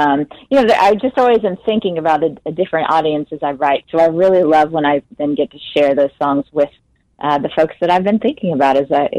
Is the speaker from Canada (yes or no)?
no; Jackson, Mississippi, United States; moved away as an adult; also born or lived in Nashville, Tennessee; I grew up, I was born and raised in Jackson, Mississippi.